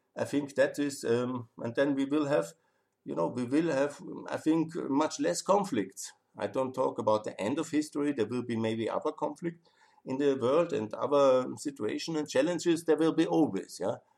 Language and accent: English; Austria; I'm from Austria.